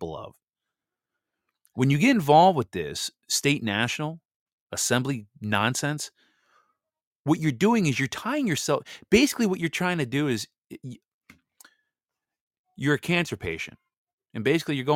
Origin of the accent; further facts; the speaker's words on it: Wisconsin, United States; moved away; my home state that I grew up in, Wisconsin